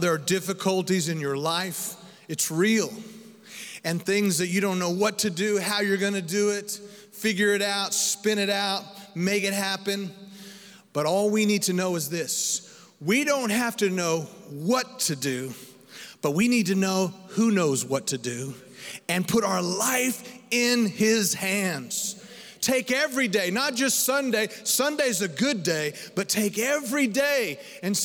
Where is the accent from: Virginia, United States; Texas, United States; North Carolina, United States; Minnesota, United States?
Texas, United States; Dumas; Dumas, Texas, my hometown